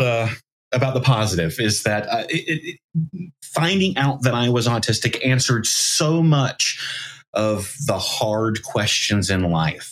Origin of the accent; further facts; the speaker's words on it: the South, United States; I grew up in the South